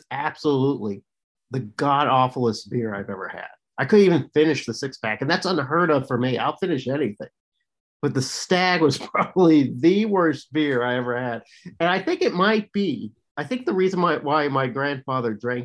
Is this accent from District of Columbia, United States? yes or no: no; Southern Illinois, United States; moved away; also born or lived in Arkansas; I grew up in Southern Illinois